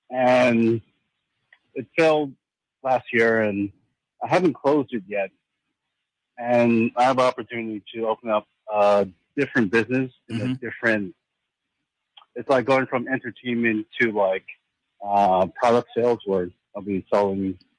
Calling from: New Jersey, United States; I'm calling from New Jersey.

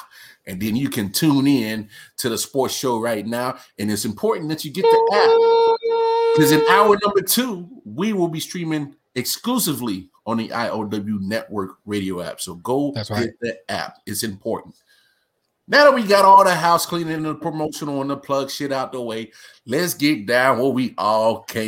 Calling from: North Carolina, United States; Of course, I am streaming live from North Carolina.

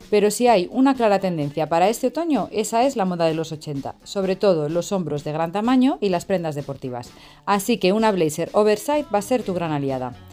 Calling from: Spain; asesora de imagen y os hablo desde España.

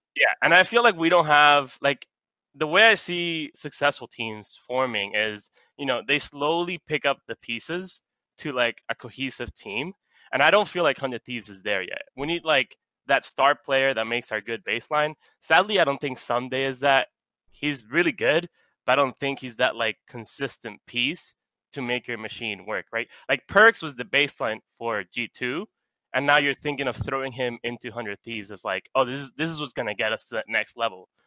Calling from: New York City, New York, United States; I am calling from New York City

